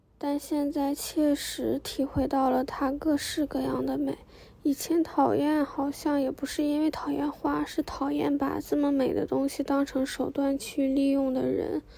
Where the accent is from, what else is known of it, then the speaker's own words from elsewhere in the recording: Northeast China, China; now in Shanghai, China; 作为一个东北人，